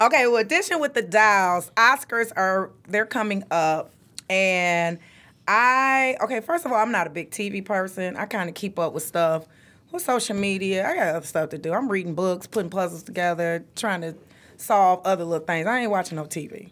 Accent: Detroit, Michigan, United States; also born or lived in Anniston, Alabama; I am from the South, so I was born and raised in Anniston, Alabama. Came here, grew up on the east side of Detroit

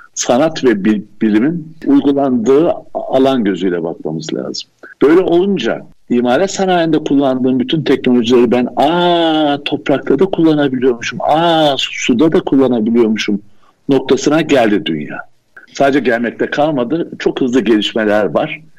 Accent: Koçarlı, Aydın, Turkey; also born or lived in Istanbul / Vienna, Austria / Izmir; now in Urla, Turkey; Aydın Koçarlı doğumluyum. Yani köy kökenliyim.

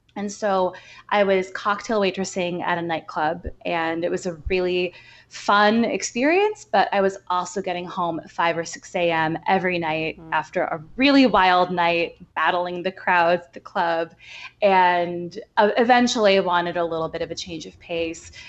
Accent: outside of Chicago, Illinois, United States; now in New York, United States; I grew up right outside of Chicago. Uh, so Midwestern girl, but I've been in New York for long enough, I think, to call myself an official New Yorker

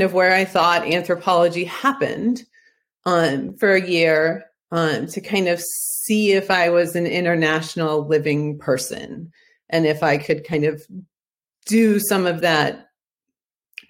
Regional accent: Ohio, United States; I'm from Ohio

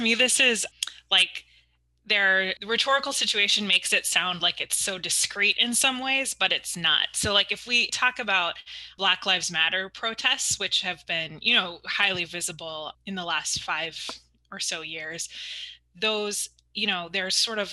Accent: Rochester, New York, United States; I grew up in Rochester, New York

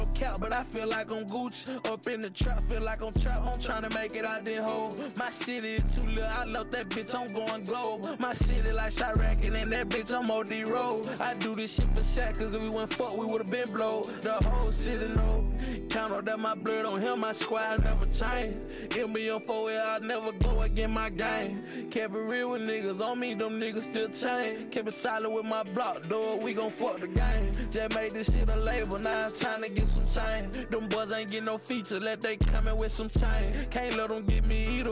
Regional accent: Orrville, Alabama, United States; I'm from Orville, Alabama.

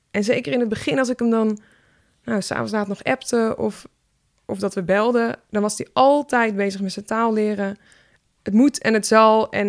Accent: Syria; Dutch is a second language; now in Netherlands; ik ben tandarts en ik kom uit Syrië.

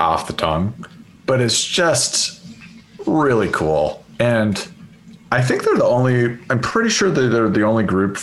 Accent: Seattle, Washington, United States; also born or lived in Chicago; now in Oakland, United States; I'm from Seattle

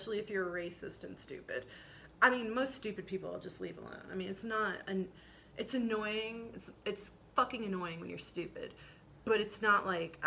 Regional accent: Midwest, United States; I'm from the Midwest.

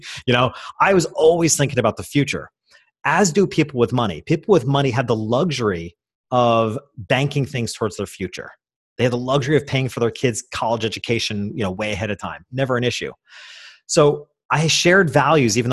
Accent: Hopewell Junction, New York, United States; I went back to my hometown, which was a small country town 2 hours north of New York City

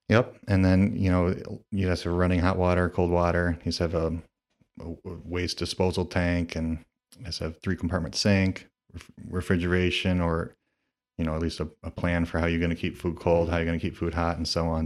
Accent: Toledo, Ohio, United States; I'm from the Toledo area. I, um, grew up, uh, in kind of the Perrysburg, Rossford area, and I've lived kind of all around the city

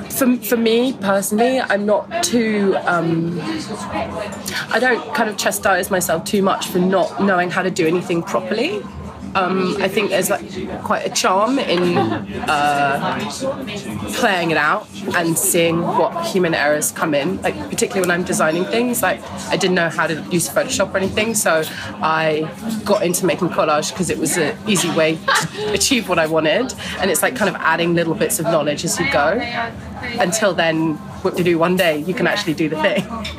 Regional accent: Newfoundland and Labrador, Canada; family space that was, you know, had a proper mix of people that was really specifically nostalgic to my growing up in Labrador, which doesn't exist anymore

